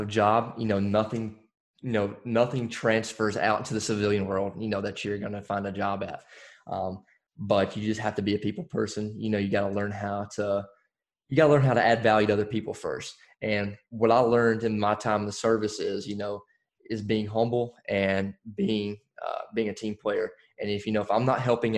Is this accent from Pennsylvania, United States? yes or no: no; Alabama, United States; now in Fayetteville, United States; I'm originally from Alabama.